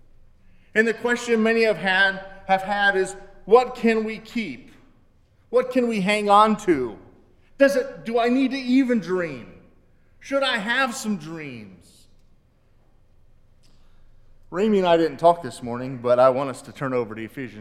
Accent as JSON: {"language": "English", "town": "Canton", "region": "Ohio", "country": "United States", "tie": "born or raised there", "said": "I grew up in Canton, Ohio, home of the NFL Football Hall of Fame"}